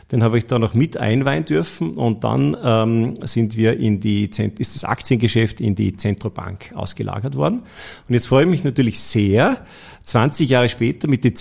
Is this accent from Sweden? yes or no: no; Tyrol, Austria; habe dann bei der Rückfahrt von Wien nach Kufstein, ich komme ja aus Tirol